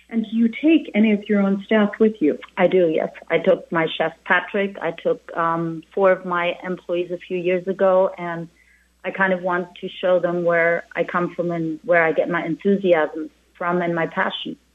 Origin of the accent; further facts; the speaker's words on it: Spain; moved away as an adult; now in St. John, US Virgin Islands; And especially on the menu, I mean, when I came here from Spain, I opened up a tapas place, which is La Tapa.